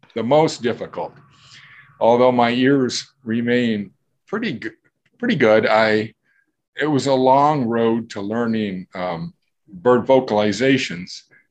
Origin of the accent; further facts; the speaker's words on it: Southern California, United States; now in Yakima, United States; my teenage days growing up in Southern California